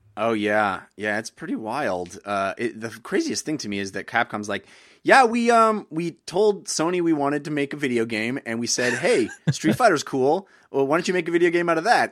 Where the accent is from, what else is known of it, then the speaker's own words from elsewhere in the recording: United States; As a as an American